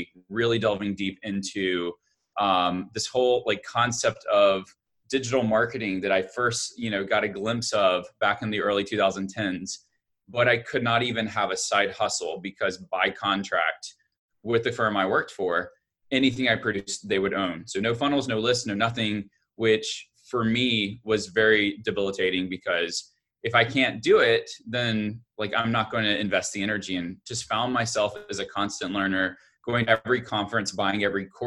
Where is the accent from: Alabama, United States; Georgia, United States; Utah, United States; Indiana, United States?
Alabama, United States; I grew up in Alabama